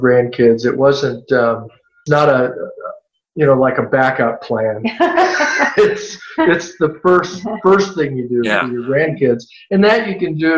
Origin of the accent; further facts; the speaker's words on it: California, United States; also born or lived in Tennessee; I was born in Tennessee, but I've lived my whole life in California